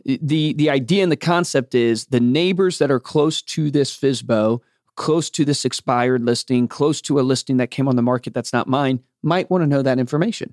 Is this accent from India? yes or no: no; Fluvanna County, Virginia, United States; I grew up in Flavana County, Virginia